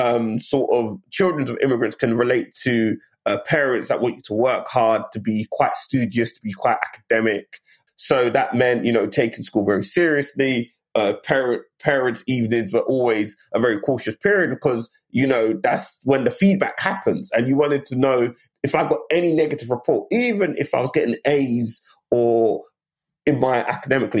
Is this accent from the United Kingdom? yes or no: yes; London, United Kingdom; moved away as an adult; also born or lived in Bermondsey, London / Nottingham; So I grew up initially in Bermondsey, and then we moved laterally further sort of east to Woolwich. So my initial years were in Bermondsey till I was about like eight, nine. And then my sort of formative years thereafter were in Woolwich in southeast London.